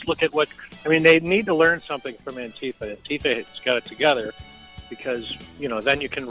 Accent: Illinois, United States; now in Austin, United States; I'm originally from Illinois

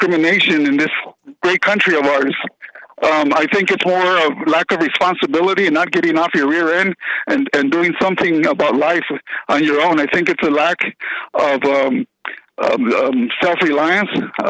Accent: United States; also born or lived in Texas; I'm an American. I'm not brown. I'm not white

